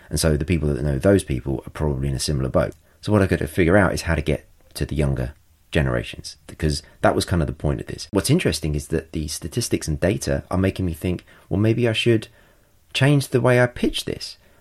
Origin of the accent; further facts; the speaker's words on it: England, United Kingdom; I'm English